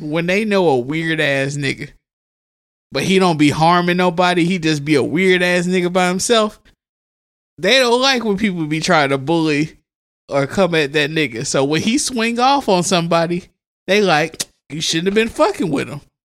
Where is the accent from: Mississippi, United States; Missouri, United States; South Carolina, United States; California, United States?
Mississippi, United States; my home state, uh, Down South Blues, The Sip